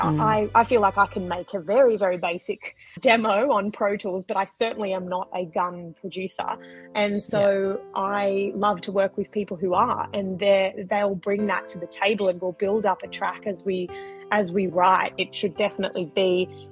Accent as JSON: {"language": "English", "town": "Hawkesbury", "region": "New South Wales", "country": "Australia", "tie": "born or raised there", "said": "I come from Western Sydney. So I grew up in a town called the Hawkesbury"}